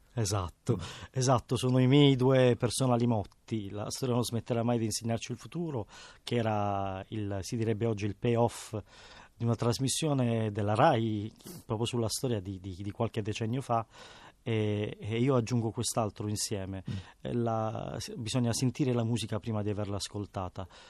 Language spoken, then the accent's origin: Italian; Bari, Apulia, Italy; Io sono cresciuto giocando a Bari per strada